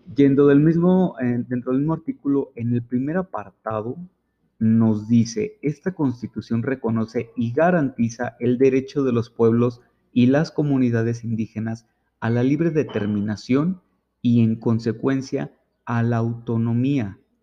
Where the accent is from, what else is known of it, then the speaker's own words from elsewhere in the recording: Mexico; los derechos fundamentales que tenemos como mexicanos